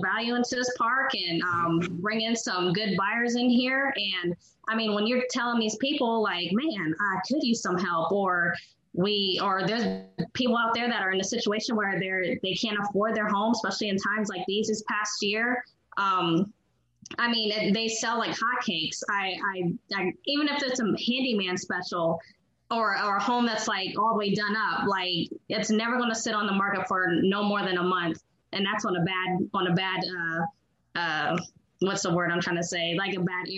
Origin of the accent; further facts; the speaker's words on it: Columbus, Ohio, United States; I'm from Columbus